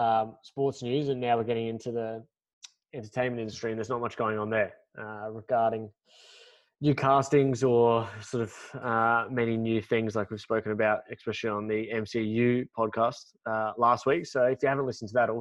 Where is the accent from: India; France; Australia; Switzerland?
Australia; we're Australian